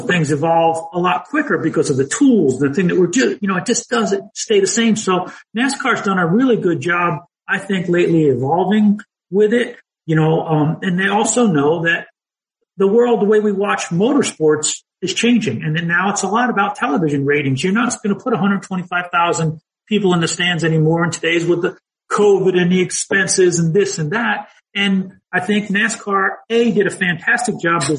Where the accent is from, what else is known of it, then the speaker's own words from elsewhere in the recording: New Jersey, United States; moved away; growing up, where I grew up in New Jersey